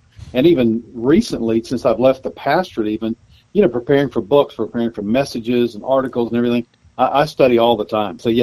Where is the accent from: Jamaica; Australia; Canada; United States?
United States; Anderson, Greenville area, South Carolina; moved away as an adult; also born or lived in Arkansas / Dallas, Texas; now in Little Rock, United States; South Carolina was originally my home state